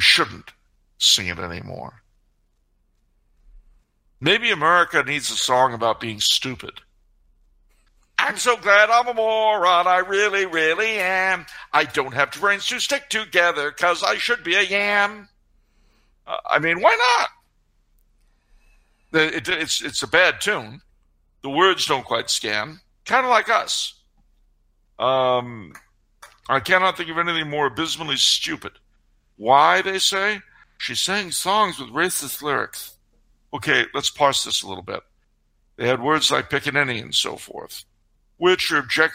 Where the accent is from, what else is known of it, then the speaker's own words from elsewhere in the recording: New York, United States; I was born in New York